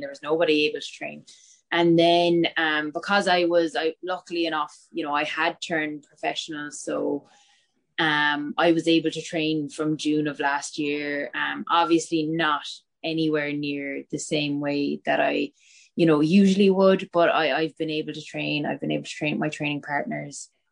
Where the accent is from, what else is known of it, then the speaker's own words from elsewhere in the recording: Bantry, Munster, Ireland; moved away as an adult; also born or lived in Cork; now in Dublin, Ireland; I grew up in Bantry